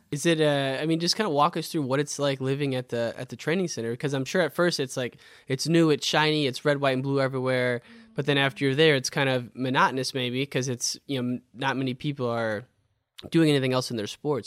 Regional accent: Illinois, United States; growing up in Illinois

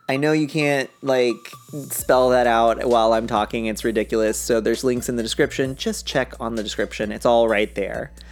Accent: Brea, California, United States; So I'm from Brea.

